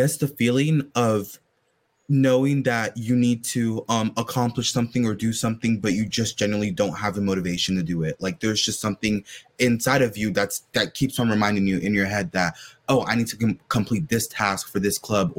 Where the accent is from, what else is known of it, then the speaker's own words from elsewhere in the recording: Georgia, United States; I'm a sophomore from Georgia.